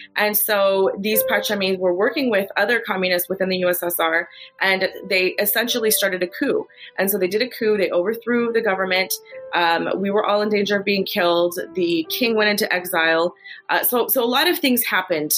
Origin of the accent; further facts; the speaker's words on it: United States; also born or lived in Kabul, Afghanistan; I was born in Kabul, Afghanistan. I, I, live in America. I've grown up here since I was two years old. So America's all that I know.